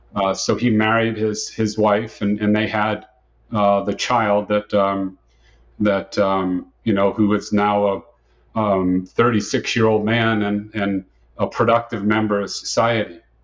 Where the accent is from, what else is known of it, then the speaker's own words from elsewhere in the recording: Dartmouth, Massachusetts, United States; moved away as an adult; now in Tampa, United States; I was born and raised in Dartmouth, Massachusetts, and I spent the first 26 years of my life there in Dartmouth, Massachusetts.